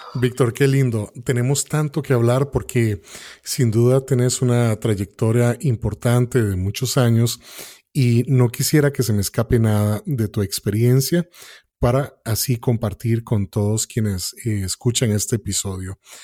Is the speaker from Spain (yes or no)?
no; Costa Rica; nosotros como costarricenses